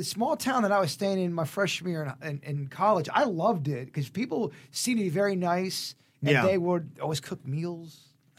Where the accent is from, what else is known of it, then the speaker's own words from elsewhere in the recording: Palm Beach, Florida, United States; They treated me like an outsider because I was from South Florida, Palm Beach.